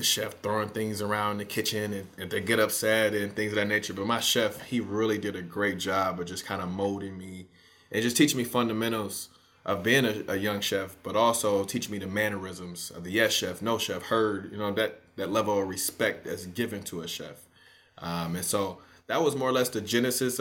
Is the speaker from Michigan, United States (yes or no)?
yes; Detroit, Michigan, United States; moved away; growing up in Detroit, I spent like the first half of my life in Detroit and grew up around my grandmother